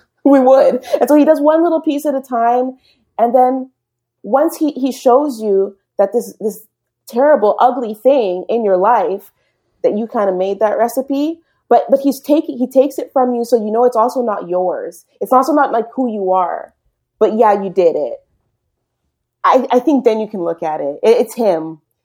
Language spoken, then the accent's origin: English; Berkeley, California, United States; first language English; moved away as an adult; now in Canada; in California. Berkeley